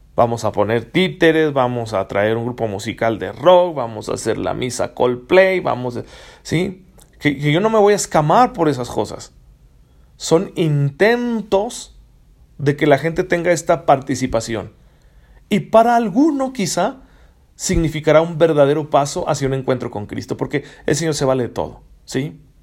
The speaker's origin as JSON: {"language": "Spanish", "country": "Mexico", "said": "como mexicanos"}